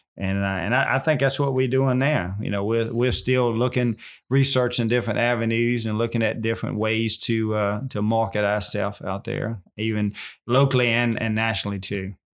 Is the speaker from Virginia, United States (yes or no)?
yes; Virginia, United States; I'm born and raised right here